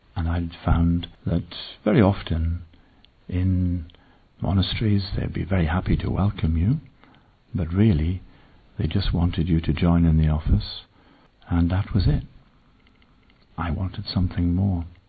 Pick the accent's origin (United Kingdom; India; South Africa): United Kingdom; Northumberland, North East England; I was born beyond the Roman wall which separates England and Scotland in Northumberland